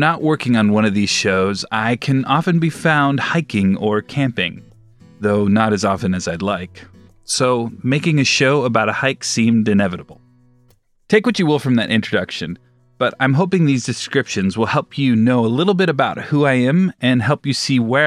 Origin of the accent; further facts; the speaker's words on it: Southern California, United States; Growing up in Southern California, I was invited to many beach parties